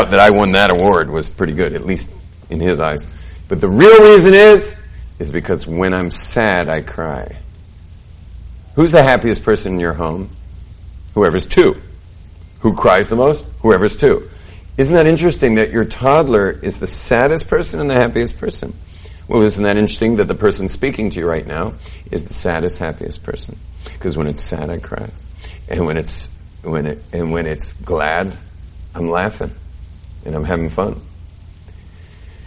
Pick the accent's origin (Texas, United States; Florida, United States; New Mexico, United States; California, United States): California, United States; now in Jerusalem, Israel; I grew up in California.